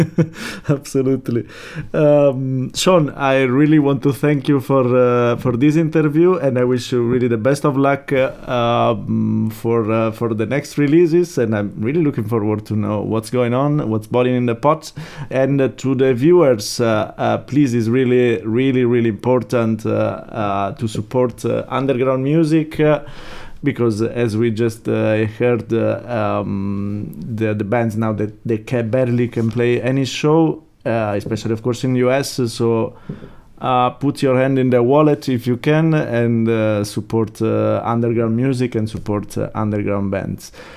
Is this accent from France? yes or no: no; Italy; I come from Italy